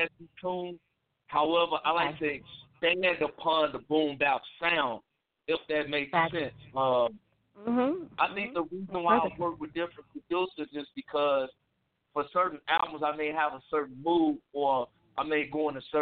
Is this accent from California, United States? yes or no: no; Chicago, Illinois, United States; I'm from Chicago where the scene is very diverse